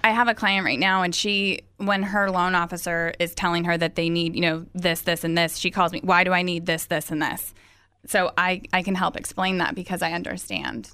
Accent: Visalia, California, United States; moved away as an adult; also born or lived in San Diego, California; I am actually from Visalia, California, um, born and raised

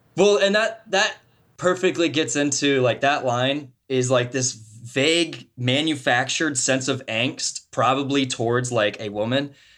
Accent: Martinsburg, Missouri, United States; I grew up in Martinsburg, Missouri. It's a town of three hundred and fifty fucking people, right, in the middle of Missouri

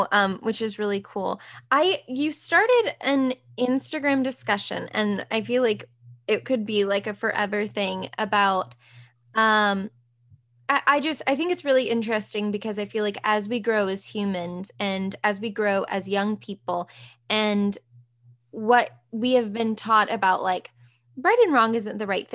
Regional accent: the South, United States; I was raised in the South, so the Bible Belt

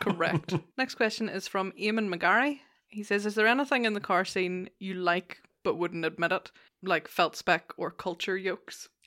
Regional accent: Lisburn, Northern Ireland, United Kingdom; also born or lived in England; Originally Lisburn.

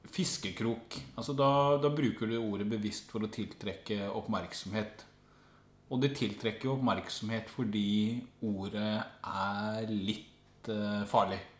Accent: Skien, Telemark, Norway; now in Oslo, Norway; Jeg er jo en bygdegutt fra Skien som har forvilla meg inn i Oslo.

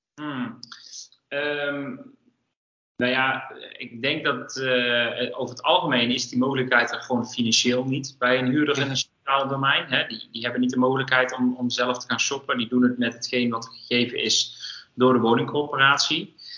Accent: North Brabant, Netherlands; we komen alle twee uit Brabant

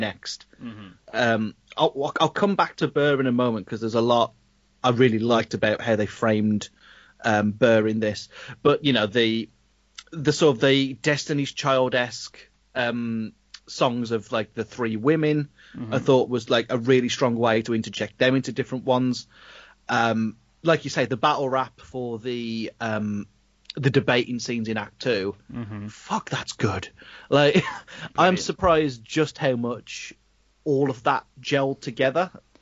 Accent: United Kingdom; we're really taught in schools in the UK

